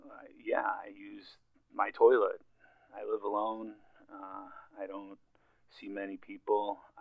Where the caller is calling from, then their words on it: South Dakota, United States; I'm from South Dakota.